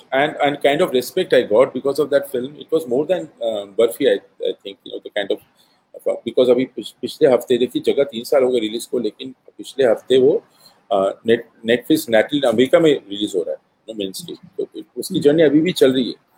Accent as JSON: {"language": "Hindi", "town": "Bhilai", "region": "Chhattisgarh", "country": "India", "said": "मैं भिलाई से हूँ"}